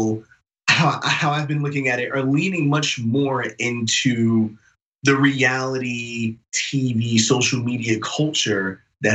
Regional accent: New York City, New York, United States; I'm not only from New York, but I lived a long time in Queens. You know, I'm a New York City guy

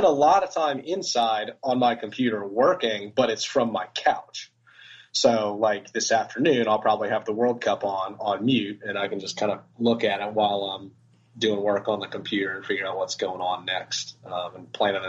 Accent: Gainesville, Virginia, United States; moved away as an adult; also born or lived in Vail, Colorado / Aspen, Colorado; now in Richmond, United States; I am not a native to RVA. I'm a native of Gainesville, Virginia, up near where you live. Yeah. Grew up on a little tiny piece of property next to a bunch of giant farms

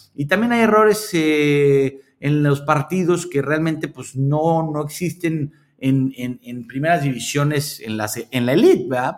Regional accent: Mexico; moved away as an adult; now in Malaysia; México me parece que, a pesar de que es mi país y es donde yo me desarrollé

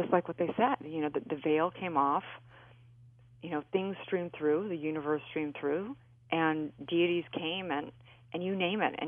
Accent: California, United States; I grew up in California

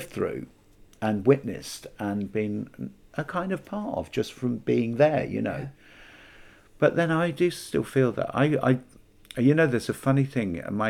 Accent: Birmingham, West Midlands, United Kingdom; But after my dad left Birmingham, the REF, we settled in Birmingham. So I kind of say Birmingham because that's where I feel that's where we lived when we'd stopped moving around all the time, you know.

